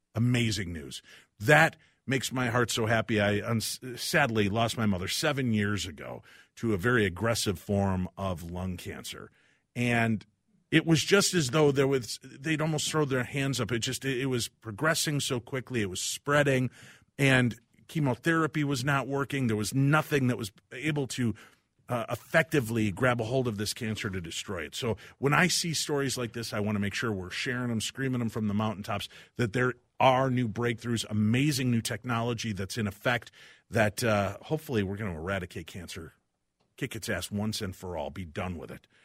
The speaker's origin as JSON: {"language": "English", "region": "Illinois", "country": "United States", "tie": "born or raised there", "said": "I grew up in Illinois"}